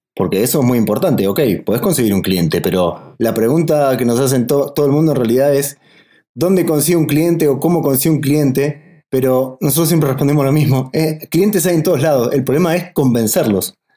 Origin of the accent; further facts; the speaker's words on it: Argentina; nosotros somos de Argentina